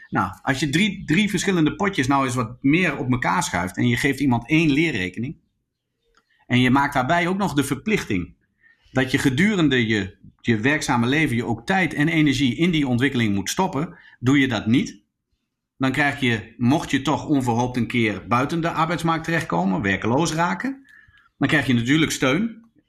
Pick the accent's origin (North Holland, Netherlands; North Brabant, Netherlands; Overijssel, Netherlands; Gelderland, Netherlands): Overijssel, Netherlands; Zwolle; also born or lived in Groningen; terug in, eh, Zwolle, waar ik vandaan kwam